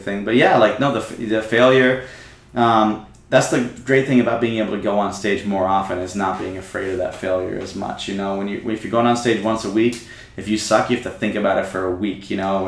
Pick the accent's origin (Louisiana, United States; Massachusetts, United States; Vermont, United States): Vermont, United States; moved away as an adult; also born or lived in Kaohsiung, Taiwan; now in Taipei, Taiwan; I grew up in Vermont.